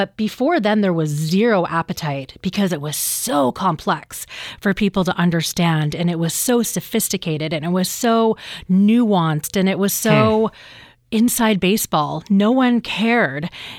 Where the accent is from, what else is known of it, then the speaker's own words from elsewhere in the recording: British Columbia, Canada; And I'm like, no, my First Nation is Gitnamax. And I'm from the Gitxsan Nation.